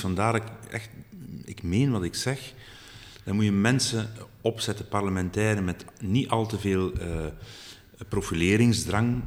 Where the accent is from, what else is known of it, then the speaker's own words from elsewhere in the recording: Flanders, Belgium; we moeten ons als Vlamingen